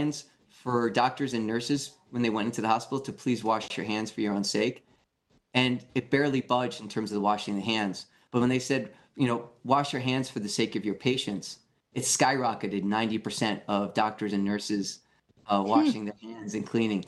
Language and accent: English; New York City, New York, United States; I grew up in New York City as a young kid